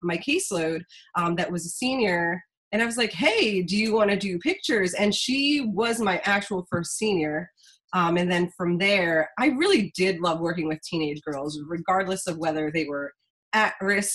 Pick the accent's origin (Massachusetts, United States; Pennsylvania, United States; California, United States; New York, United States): Pennsylvania, United States; outside the Philadelphia area; moved away as an adult; now in Harrisburg, United States; I grew up outside of the Philly area and then got dragged out to the Harrisburg area